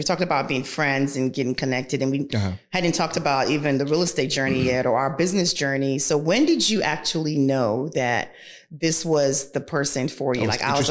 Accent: Nigeria; moved away; I was born and raised in Nigeria

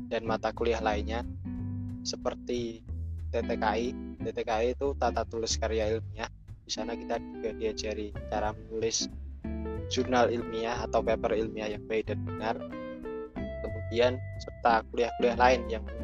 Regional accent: Central Java, Indonesia; cara ngomong mereka pun itu berbeda dengan saya yang berasal dari Rembang atau Pati dan sekitarnya

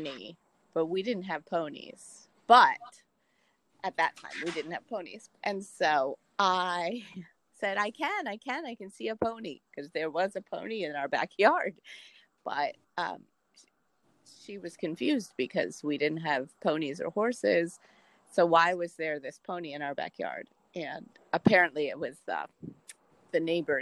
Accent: southeastern Pennsylvania, United States; moved away as an adult; I am from a small town in southeastern Pennsylvania. And I was born and lived my whole life in the same house

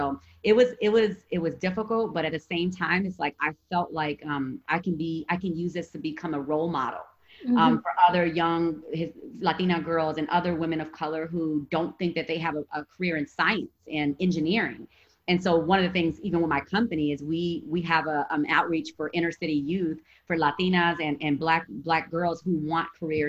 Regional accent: Gary, Indiana, United States; also born or lived in Chicago; my high school was predominantly Black. I grew up in Gary, Indiana. I had 55 in my graduating class.

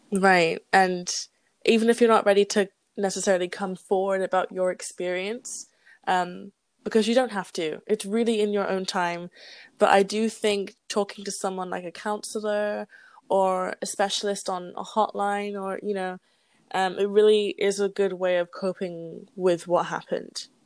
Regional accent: England, United Kingdom; moved away as an adult; I'm an immigrant from a quote unquote good country like England, like a Western not, country, like I'm from a Western country

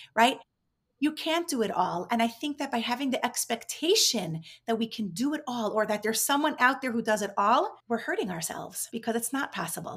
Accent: New York, United States; moved away as an adult; also born or lived in Israel / Mexico City, Mexico; now in Miami, United States; I grew up in New York

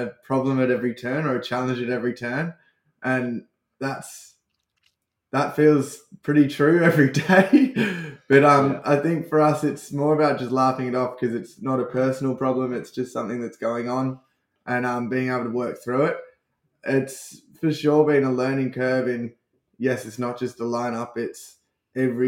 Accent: Sydney, New South Wales, Australia; growing up on the Northern Beaches

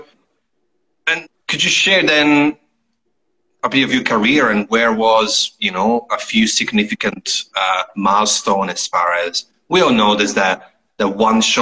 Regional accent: Italy; moved away; I come from Italy.

